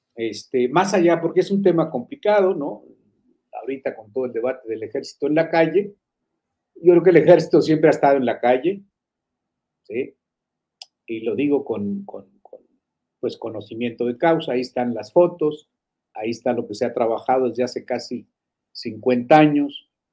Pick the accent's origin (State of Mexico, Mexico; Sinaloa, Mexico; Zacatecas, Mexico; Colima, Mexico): Zacatecas, Mexico; Fresnillo; moved away; mis paisanos allá en Fresnillo, soy de Fresnillo